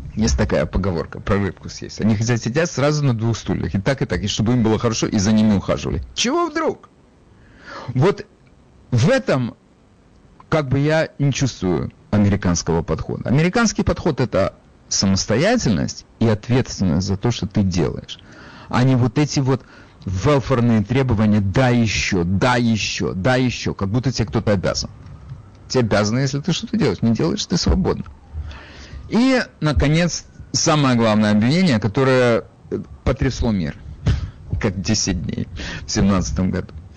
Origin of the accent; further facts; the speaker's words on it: Odesa, Odesa Oblast, Ukraine; я при этом из Одессы